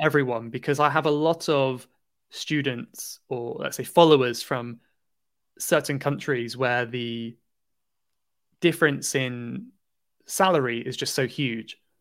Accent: Cornwall, South West England, United Kingdom; now in London, United Kingdom; I'm from, I'm from Cornwall in the southwest of England.

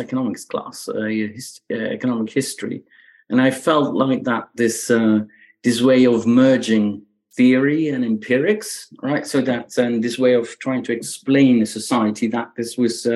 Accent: Belgium; English is a second language; moved away as an adult; now in United States; I grew up in Belgium. Right. So that's where the accent comes from.

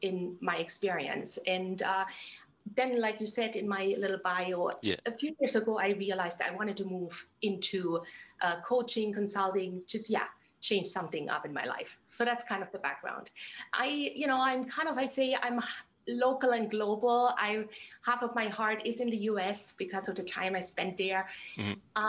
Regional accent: southwest Germany, Germany; moved away as an adult; also born or lived in Slovakia / Hungary / Austria; I'm from Southwest Germany, actually, originally born and raised. And, you know, I grew up in this little village

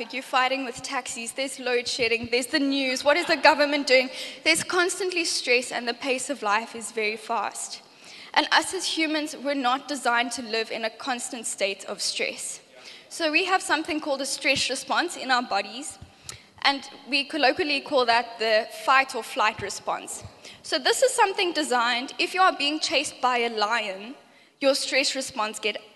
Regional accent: Johannesburg, Gauteng, South Africa; now in Cape Town, South Africa; I grew up in Joburg

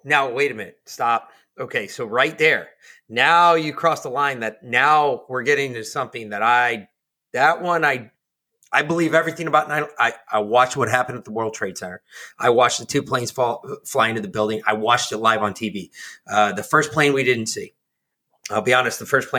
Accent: New York, United States; moved away; I'm from New York.

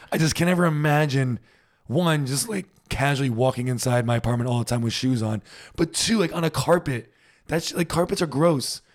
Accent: United States; now in Germany

